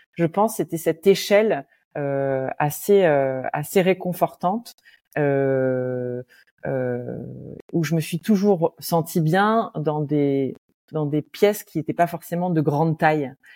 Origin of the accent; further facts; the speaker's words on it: Roubaix, Hauts-de-France, France; moved away; dans mon enfance euh, à Roubaix